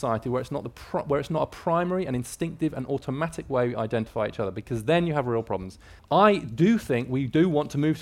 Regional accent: United Kingdom; moved away as an adult; now in United States; I'm British by birth, moved to the US in 2012

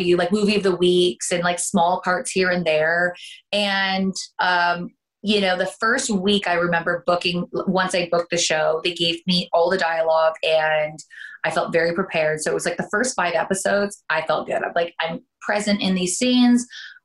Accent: Canada; accent: Canadian; moved away as an adult; now in United States; I am originally from Canada and I ended up coming down for pilot season.

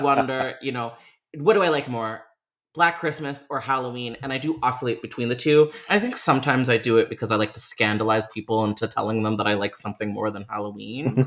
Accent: Toronto, Ontario, Canada; University of Toronto. It's just, like, my hometown in a nutshell

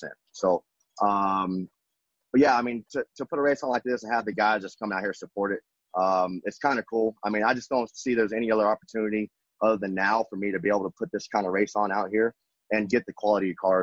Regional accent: West Texas, United States; growing up in West Texas

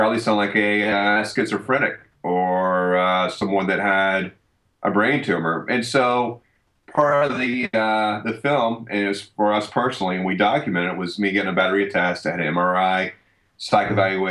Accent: Deep South, United States; growing up in the Deep South

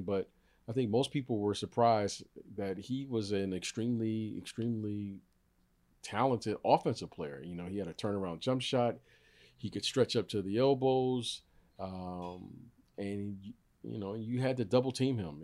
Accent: Detroit, Michigan, United States; I grew up in Detroit

